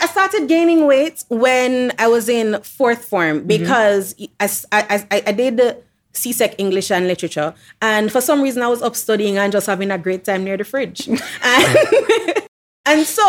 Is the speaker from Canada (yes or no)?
no; Kingston, Jamaica; I grew up in Kingston with my mom and my brother.